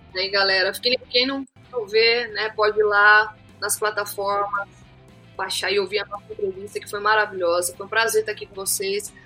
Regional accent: Mato Grosso do Sul, Brazil; Lá na minha cidade, né, é, Mato Grosso do Sul, a gente gosta muito de fazer churrasco, tereré

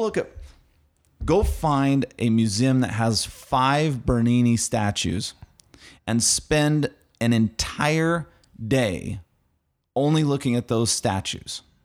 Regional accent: Arizona, United States; I'm from Arizona

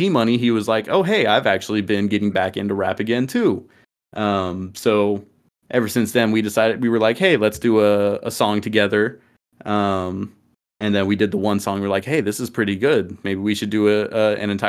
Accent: Dallas, Texas, United States; I come from Dallas, the Dallas area of Texas. Both of us do. Been here my entire life

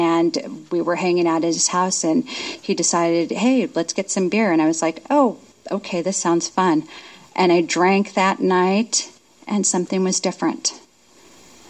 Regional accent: Union Gap, Washington, United States; I'm from Union Gap.

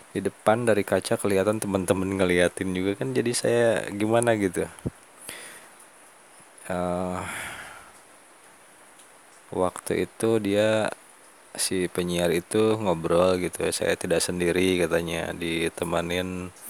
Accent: West Java, Indonesia; kalau di kita Sunda ya teman-teman karena ini saya ngobrol penyampaian audio saya ini didengarnya bukan hanya orang Sunda

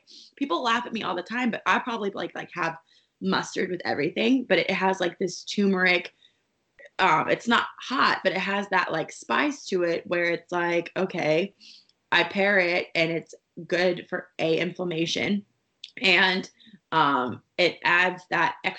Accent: Texas, United States; I'm from Texas

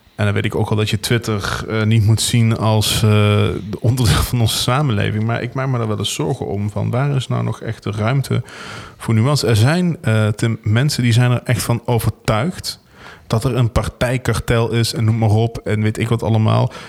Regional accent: Venlo, Limburg, Netherlands; We komen alle twee uit Venlo

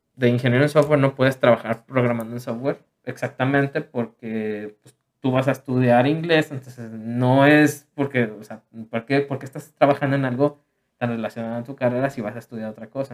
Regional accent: Mexico; como mexicano

